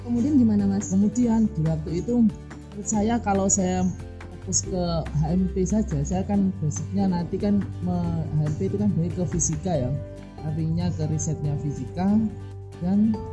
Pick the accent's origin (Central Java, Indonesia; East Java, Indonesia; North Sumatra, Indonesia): East Java, Indonesia; Genteng; Saya asli dari Banyuwangi, hmm. alamatnya